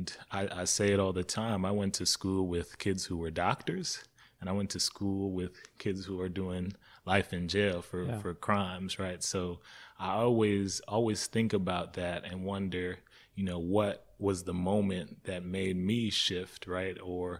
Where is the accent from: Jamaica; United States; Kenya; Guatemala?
Jamaica; moved away; Even growing up in Jamaica for the years, I thought we were pretty well off. And then coming here and being on like food stamps initially